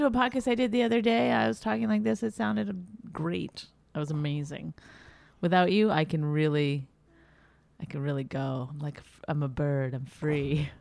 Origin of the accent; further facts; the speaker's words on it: Canada; I'm Canadian